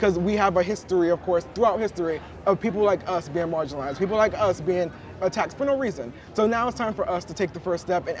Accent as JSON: {"language": "English", "town": "New York City", "region": "New York", "country": "United States", "tie": "born or raised there", "said": "I grew up in New York City"}